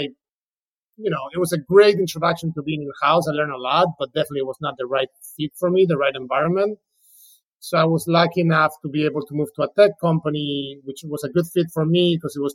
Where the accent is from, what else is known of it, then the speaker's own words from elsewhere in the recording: Spain; English is a second language; moved away as an adult; now in United States; I'm originally from Spain, moved to the U.S., in 2005 to do an LLM